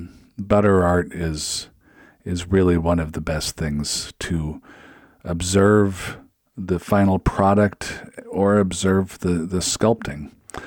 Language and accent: English; West Coast, United States; now in Minnesota, United States; I've been to Disneyland in California because I'm from the West Coast, but now I live in the upper Midwest. I live in Minnesota